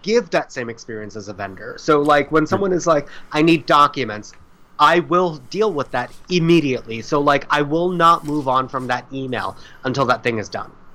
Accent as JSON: {"language": "English", "region": "South Florida", "country": "United States", "tie": "born or raised there", "said": "I grew up in South Florida"}